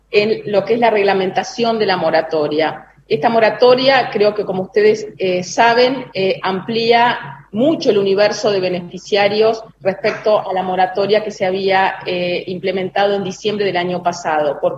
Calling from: Concepción del Uruguay, Entre Ríos, Argentina; soy et 11 de Concepción del Uruguay, provincia de Entre Ríos.

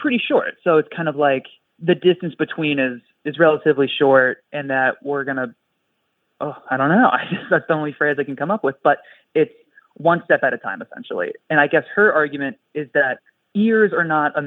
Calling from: Spokane, Washington, United States; I'm calling from Spokane

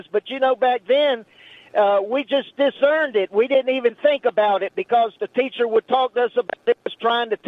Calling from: Maggie Valley, North Carolina, United States; Oh, I'm calling you from Western North Carolina over here in Maggie Valley in Waynesville. I live right on the border.

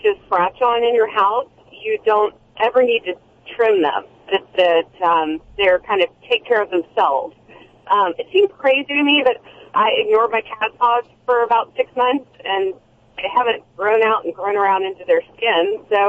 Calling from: Apollo Beach, Florida, United States; Florida. Apollo Beach, Florida.

